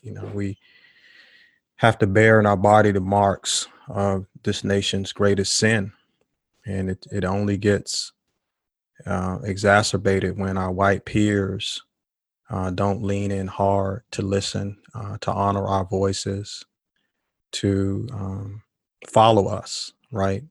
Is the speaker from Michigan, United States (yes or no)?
no; Washington, District of Columbia, United States; moved away as an adult; now in Durham, United States; I grew up in Washington, D C